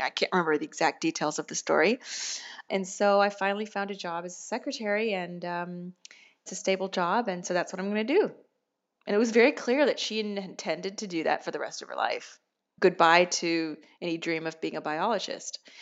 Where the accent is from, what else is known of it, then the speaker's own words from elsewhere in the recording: United States; moved away as an adult; now in Rome, Italy; I'm an American